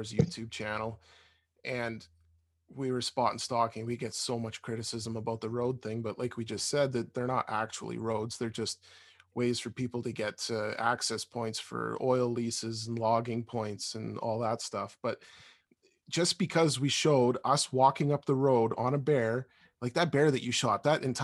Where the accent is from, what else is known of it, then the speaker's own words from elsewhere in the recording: Alberta, Canada; We grew up in Alberta and still live in Alberta